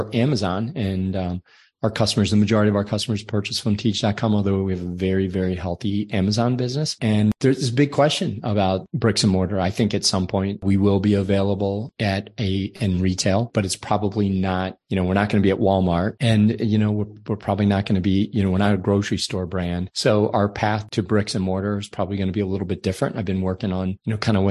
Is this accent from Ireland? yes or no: yes; Ireland; I'm from Ireland, so my skin is very fair